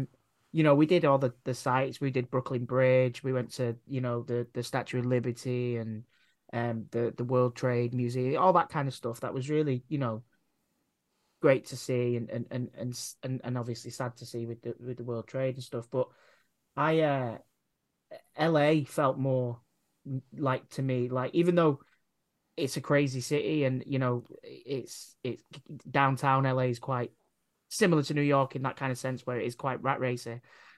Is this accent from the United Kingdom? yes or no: yes; England, United Kingdom; growing up in England, like all our kind of media, all our films that we consume is all American